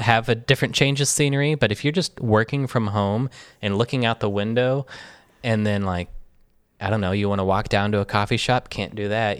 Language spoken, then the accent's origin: English; Michigan, United States; moved away as an adult; also born or lived in New York; growing up in Michigan